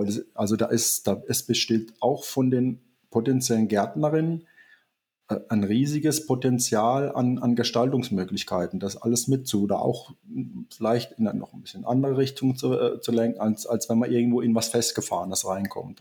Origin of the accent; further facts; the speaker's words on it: Southern Germany, Germany; now in Eifel, Germany; ich bin ja eigentlich auch hier zuge zugereist, man hört das vielleicht so ein bisschen raus. Ich komme aus Süddeutschland